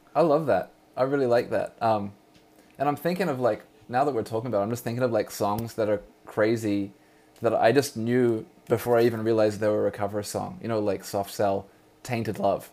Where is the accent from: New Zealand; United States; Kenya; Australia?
New Zealand; now in Vancouver, Canada; when I was a youth growing up in New Zealand, Aotearoa